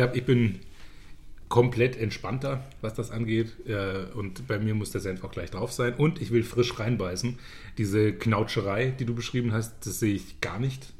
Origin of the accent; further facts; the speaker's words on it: Zweibrücken, Rhineland-Palatinate, Germany; ich komme ja aus Zweibrücken